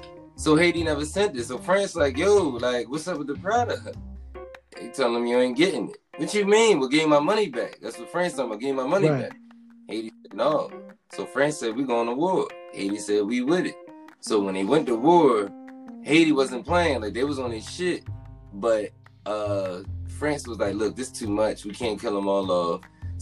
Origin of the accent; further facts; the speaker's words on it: Nigeria; They don't care if you live, you Liberian, I'm Nigerian. We still Africans, so we come together.